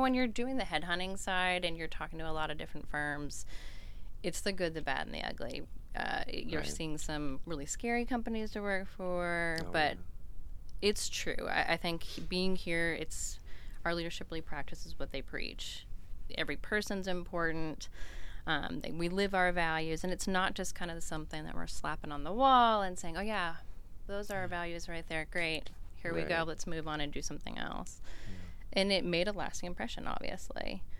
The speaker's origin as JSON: {"language": "English", "town": "Boston", "region": "Massachusetts", "country": "United States", "said": "No, I'm actually a transplant. I'm a Yankee. I'm from the Boston area."}